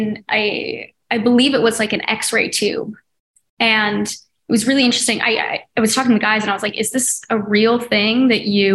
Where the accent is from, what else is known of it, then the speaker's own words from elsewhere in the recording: Oregon, United States; moved away; We grew up in Oregon